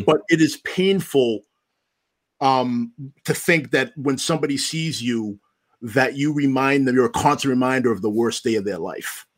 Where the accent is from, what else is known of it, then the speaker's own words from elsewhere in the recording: Stoughton, United States; I'm from Stoughton. My family has been in town here since nineteen seventy-six.